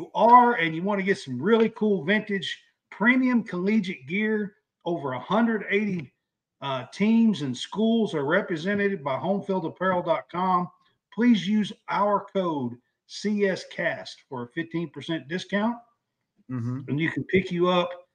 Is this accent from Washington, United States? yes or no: no; Kentucky, United States; We're from Kentucky.